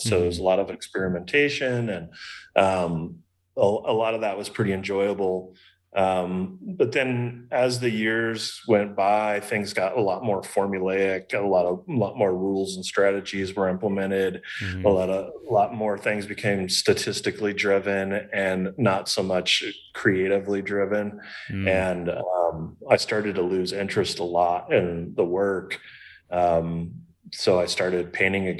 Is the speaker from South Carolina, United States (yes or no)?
no; Kansas City, Missouri, United States; moved away as an adult; also born or lived in Los Angeles, California / Palm Springs, California / Sedona, Arizona / Austin, Texas; I grew up in Kansas City. I lived in LA for 10 years. Palm Springs for 4 years, Sedona, Arizona for 3 years, Austin, Texas for 5 years